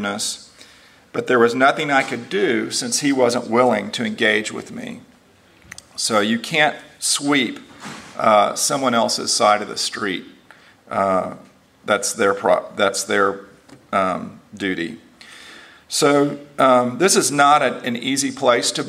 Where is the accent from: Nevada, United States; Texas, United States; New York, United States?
Texas, United States; Houston; moved away as an adult; also born or lived in Lubbock, Texas; now in Nashville, United States; I grew up in Houston, Texas, and he stayed in Houston, and I came to live in Lubbock for 5 years right out of college, and then to Nashville. I've been here since 1992